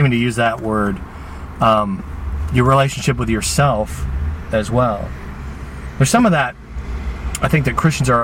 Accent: United States; I grew up here in the United States

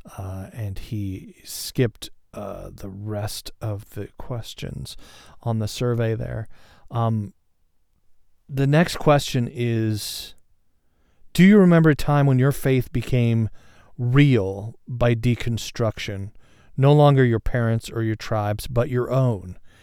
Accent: Seattle, Washington, United States; I'm from, uh, and live in the Seattle area

